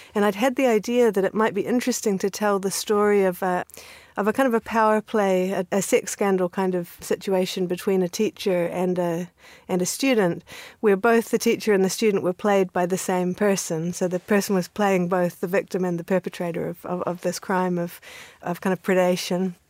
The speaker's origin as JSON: {"language": "English", "country": "New Zealand", "tie": "born or raised there", "also_born_or_lived": "Canada", "moved": "yes", "said": "I grew up in New Zealand. So I was born in Canada and then came to New Zealand when I was six years old"}